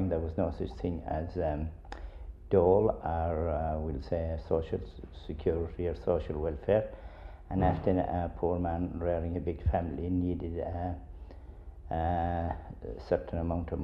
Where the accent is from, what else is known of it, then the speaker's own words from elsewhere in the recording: Sliabh Luachra, Munster, Ireland; We live in an area here in Slieve Lochra